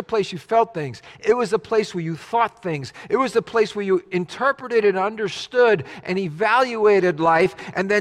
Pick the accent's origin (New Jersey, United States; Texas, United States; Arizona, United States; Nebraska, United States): New Jersey, United States; As a kid growing up in Jersey